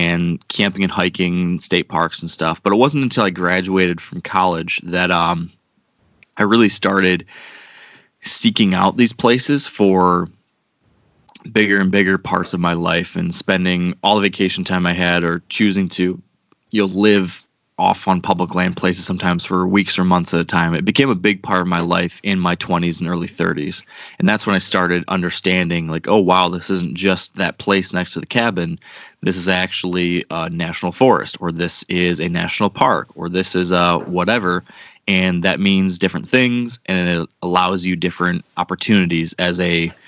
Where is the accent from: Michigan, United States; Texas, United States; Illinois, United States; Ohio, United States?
Michigan, United States; Western; I grew up in Western Michigan